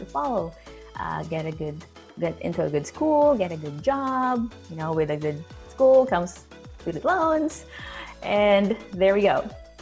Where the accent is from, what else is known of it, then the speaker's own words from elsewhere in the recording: New Zealand; moved away; I'm from New Zealand and I miss it so much